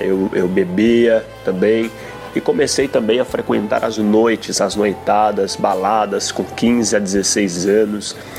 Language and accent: Portuguese; São Paulo, Brazil; eu nasci em São Paulo, moro também atualmente em São Paulo